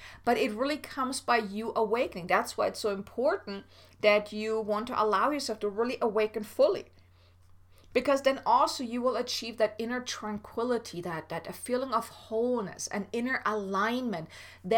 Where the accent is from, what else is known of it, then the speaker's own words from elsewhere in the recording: Germany; I'm from Germany